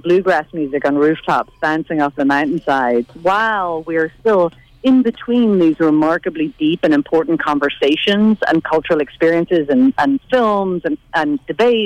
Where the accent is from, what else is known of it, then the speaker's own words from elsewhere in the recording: Northern Ireland, United Kingdom; growing up in the Troubles in Northern Ireland